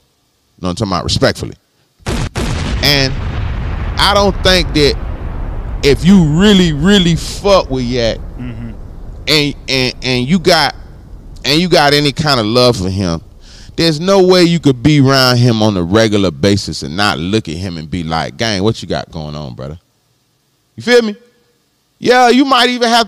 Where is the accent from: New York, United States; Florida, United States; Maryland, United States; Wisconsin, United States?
Florida, United States; Palm Beach; I'm from Florida. I'm from the crib. I'm from down south. I'm from Palm Beach.